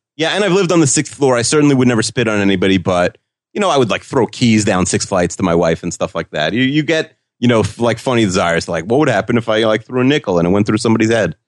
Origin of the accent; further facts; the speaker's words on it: Long Island, New York, United States; We're both from Long Island